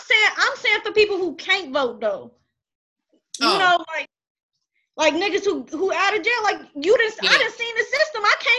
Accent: Midwest, United States; since I'm from the Midwest

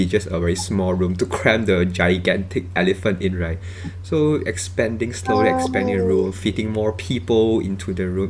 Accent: Malaysia; we are from Malaysia

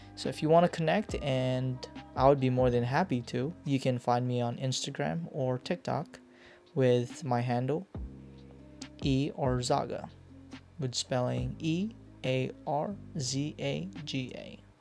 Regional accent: Hawaii, United States; also born or lived in Philippines; I am a Filipino American born in the Philippines. Grew up a little bit in the Philippines, but later spent most of my life in Hawaii

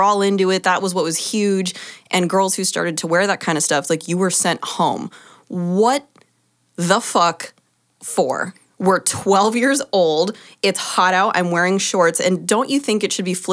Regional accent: Arizona, United States; I grew up in Arizona where it was constantly triple digits, hot as fuck.

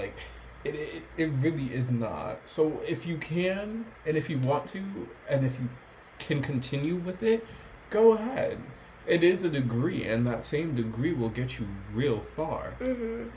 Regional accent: New York, United States; being born and raised in New York

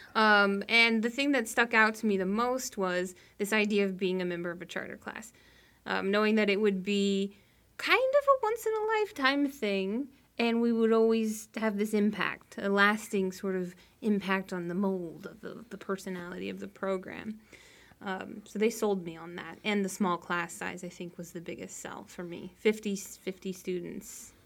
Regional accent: Reno, Nevada, United States; also born or lived in Colorado / Texas / Naples, Florida; now in South Florida, United States; I'm originally from Reno, Nevada

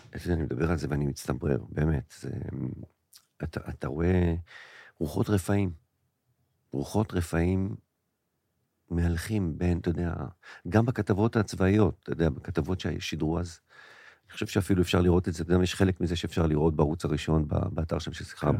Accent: Israel; להוויה שלנו כישראלים

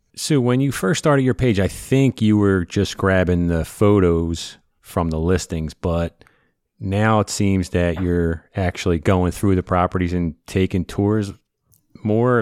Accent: Philadelphia, Pennsylvania, United States; I'm from South Philly

